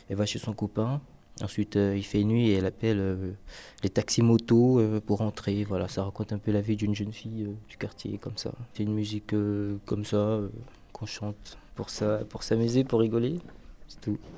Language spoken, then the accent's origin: French; Afghanistan; French is a second language; Tu viens d'où C'est Afghanistan. Afghanistan